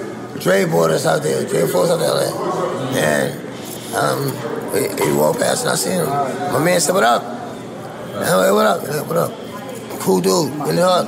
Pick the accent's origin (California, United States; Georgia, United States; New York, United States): New York, United States; I'm from New York, this is my block